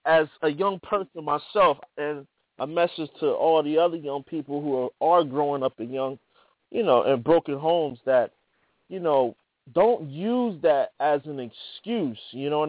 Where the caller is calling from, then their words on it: New Jersey, United States; Yeah, this is …. I'm calling from New Jersey. How you doing?